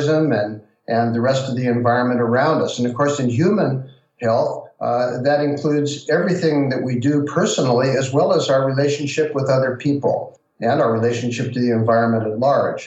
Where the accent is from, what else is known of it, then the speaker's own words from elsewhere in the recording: Central California, United States; I grew up in California, in Central California